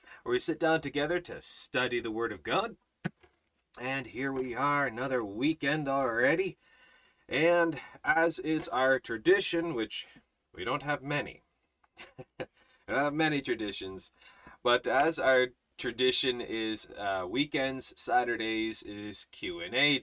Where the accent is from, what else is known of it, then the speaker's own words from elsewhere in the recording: Canada; I'm Canadian